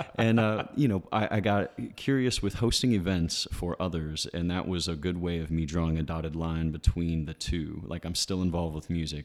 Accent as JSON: {"language": "English", "town": "Ridgeville", "country": "United States", "tie": "born or raised there", "moved": "yes", "lives_now": "Somerville, United States", "said": "I grew up in Ridgeville"}